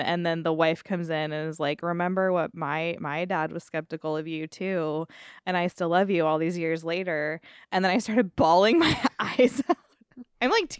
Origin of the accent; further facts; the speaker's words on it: Arizona, United States; Because I grew up in Arizona in the 90s anyway.